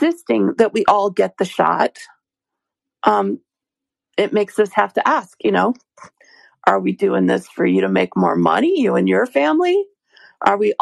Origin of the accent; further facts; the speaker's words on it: United States; I'm an American